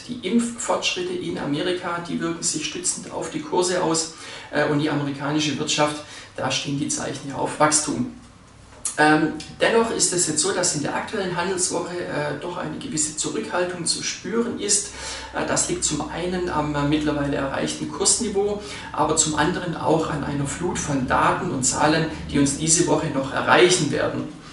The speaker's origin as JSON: {"language": "German", "country": "Switzerland", "said": "bei uns in der Schweiz"}